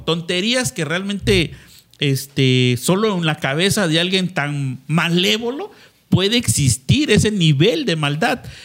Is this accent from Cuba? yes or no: no; Mexico; como mexicanos